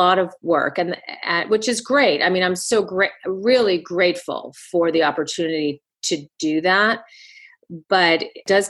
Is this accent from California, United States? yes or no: no; Connecticut, United States; I grew up in Connecticut